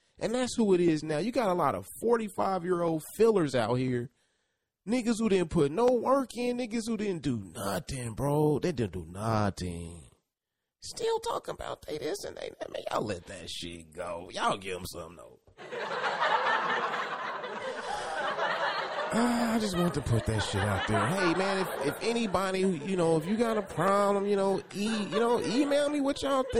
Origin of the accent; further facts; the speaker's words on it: Kansas City, Kansas, United States; I am from Kansas City, Kansas. born and raised.